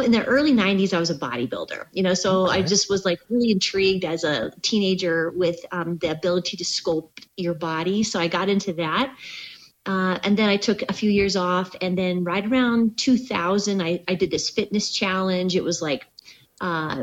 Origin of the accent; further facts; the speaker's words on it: Southern California, United States; moved away; also born or lived in Washington / Oklahoma / Minnesota; I grew up in Southern California